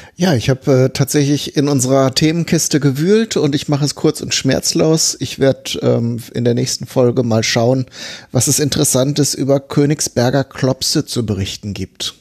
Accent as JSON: {"language": "German", "area": "near Bielefeld", "region": "North Rhine-Westphalia", "country": "Germany", "tie": "born or raised there", "said": "ich wohne ja oder bin aufgewachsen ja relativ in der Nähe von Bielefeld."}